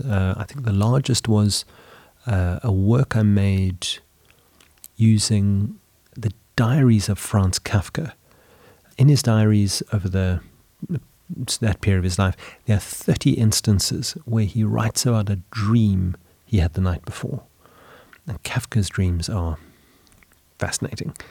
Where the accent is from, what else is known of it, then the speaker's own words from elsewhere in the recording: South Africa; moved away as an adult; now in Sweden; growing up in South Africa, studying art in high school